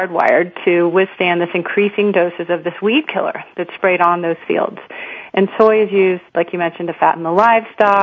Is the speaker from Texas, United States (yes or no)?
yes; Houston, Texas, United States; I'd been born and raised in Houston, Texas